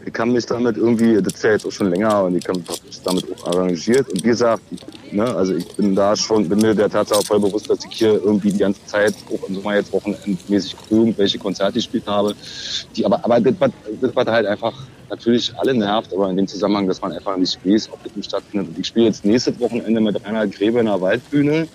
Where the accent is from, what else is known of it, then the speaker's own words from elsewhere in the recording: East Germany, Germany; als Ossi